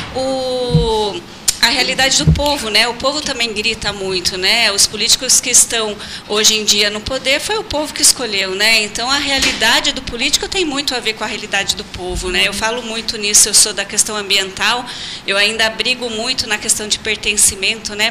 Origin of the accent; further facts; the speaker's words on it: Votorantim, São Paulo, Brazil; moved away; also born or lived in Pelotas, Rio Grande do Sul; lá na minha cidade, em Votorantim, interior de São Paulo